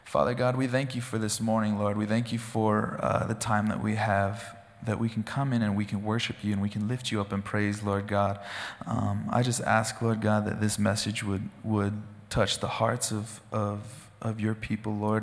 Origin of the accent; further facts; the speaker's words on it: Gooding, Idaho, United States; I grew up in Gooding, Idaho, out in the country.